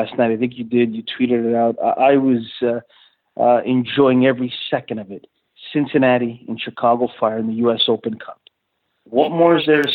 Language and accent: English; Toronto, Ontario, Canada; I'm born and raised in Toronto